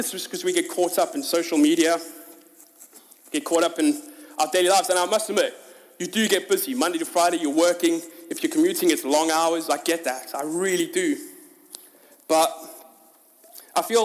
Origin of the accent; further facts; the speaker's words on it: South Africa; now in United Kingdom; My identity is not actually that I'm South African. Yes, it says it on my passport